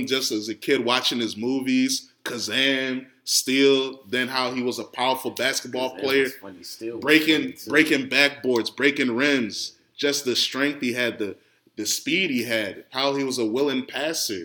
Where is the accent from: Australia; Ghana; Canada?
Ghana; especially as a Ghanaian